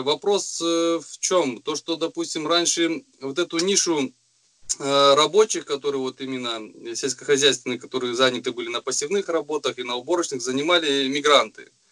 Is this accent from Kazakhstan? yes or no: yes; Kostanay Region, Kazakhstan; moved away; сам вообще родом из Кустанайской области, со степей, где вырос